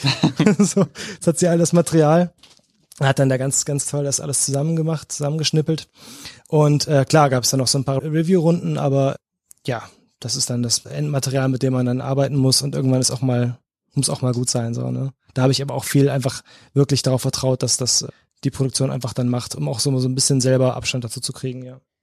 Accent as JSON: {"language": "German", "region": "North Rhine-Westphalia", "country": "Germany", "tie": "born or raised there", "moved": "as an adult", "lives_now": "Cologne, Germany", "said": "ich bin groß geworden am Niederrhein, so 20 Minuten von Duisburg."}